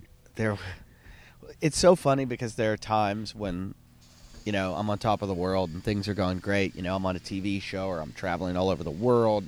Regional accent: Pittsburgh, Pennsylvania, United States; I grew up in Pittsburgh.

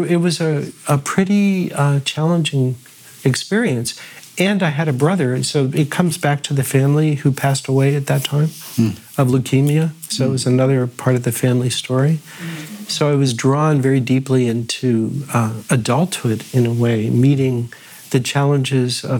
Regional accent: North Miami Beach, Florida, United States; also born or lived in Pittsburgh, Pennsylvania; I was born in Pittsburgh, mm-hmm. Squirrel Hill to be precise, mm-hmm. and lived there until I was 8, and then I moved to North Miami Beach, Florida.

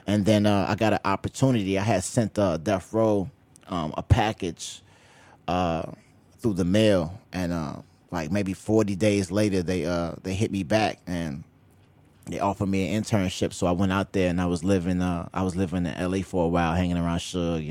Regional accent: Chicago, Illinois, United States; on the south side, I grew up in Roseland, um, actually on the hundred and eighth and Wentworth

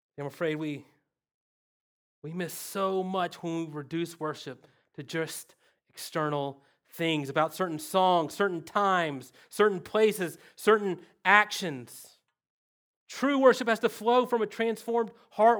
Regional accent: the South, United States; accent: redneck; English is my second language. Redneck is my first language

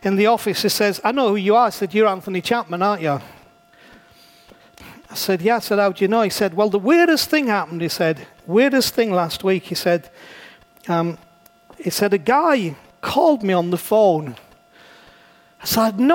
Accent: England, United Kingdom; I'm a pastor from England

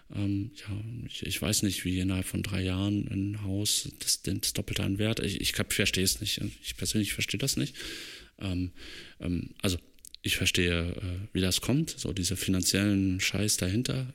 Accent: Germany; now in Leipzig, Germany; ich bin ja in der Eifel aufgewachsen und meine Familie wohnt noch dort

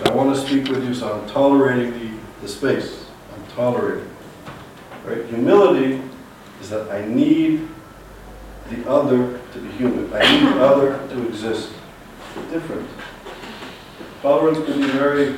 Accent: Montreal, Quebec, Canada; moved away as an adult; I'm from Montreal

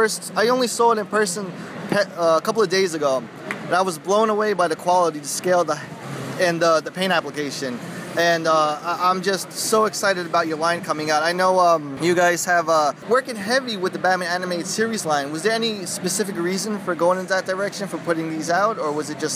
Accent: New York City, New York, United States; Another fellow native New Yorker

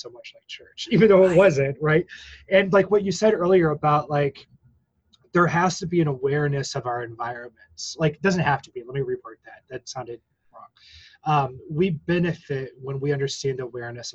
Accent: Missouri, United States; me growing up in Missouri and, like, being in elementary school in 1992

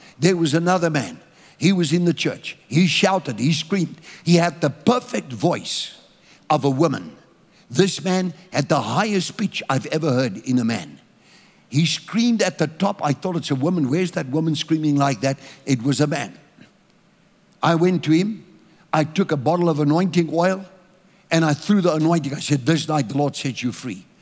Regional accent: South Africa; I'm a South African.

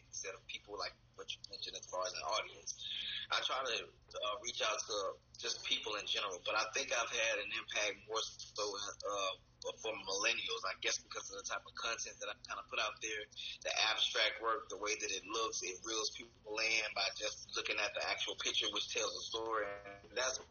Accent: Montgomery, Alabama, United States; moved away as an adult; also born or lived in Florida; now in Atlanta, United States; where I was born and raised in Montgomery, Alabama

